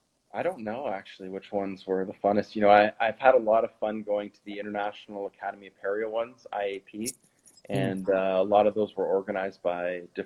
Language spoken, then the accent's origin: English; Quebec, Canada; first language French; English is a second language; Quebec. It's right at the border. And so I went to an actual French high school. So I learned French as my first language, and my dad is French Canadian